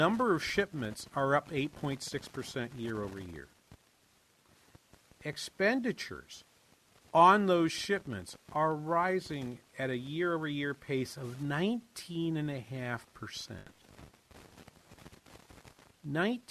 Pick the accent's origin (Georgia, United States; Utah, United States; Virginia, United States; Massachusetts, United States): Massachusetts, United States; Boston; moved away as an adult; also born or lived in Claremont, California / Minnesota; in the 70s growing up in Boston, in the Boston area.